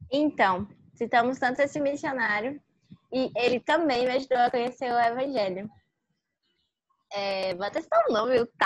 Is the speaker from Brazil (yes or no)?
yes; Iguatu, Ceará, Brazil; eu tenho 15 anos e eu sou do Iguatu, Ceará, Nordeste brasileiro. Eu moro aqui, sempre morei aqui